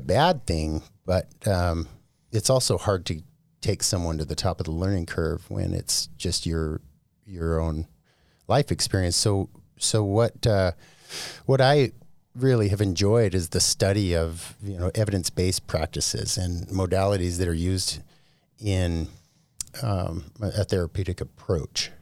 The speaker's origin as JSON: {"language": "English", "town": "Bountiful", "region": "Utah", "country": "United States", "tie": "born or raised there", "also_born_or_lived": "Oakland, California", "moved": "yes", "lives_now": "Boise, United States", "said": "I was born in Oakland, California, but when I was really young, we moved into, uh, the Bountiful area here in Utah"}